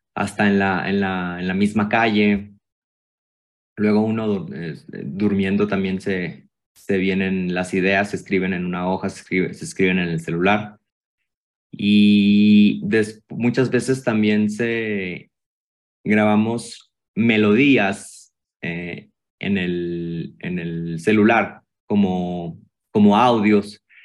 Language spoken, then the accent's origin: Spanish; Hermosillo, Sonora, Mexico; Yo soy de Hermosillo, Sonora. Yo traigo mi, mi mero acento